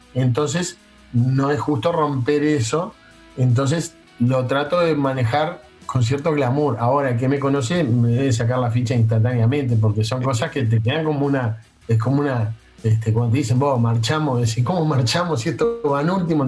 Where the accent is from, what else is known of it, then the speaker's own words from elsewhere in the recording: Uruguay; los uruguayos pensamos que tenemos, que sabemos algo de esto que no todo el mundo lo sabe